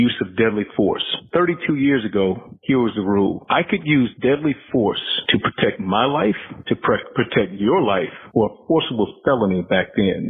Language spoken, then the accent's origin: English; Deep South, United States; I truly learned what racism was, Jason, even though I grew up in the Deep South, when I became a police officer.